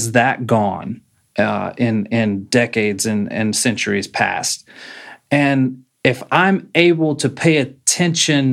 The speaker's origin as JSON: {"language": "English", "region": "Texas", "country": "United States", "said": "This is where I'm living. I'm from Texas."}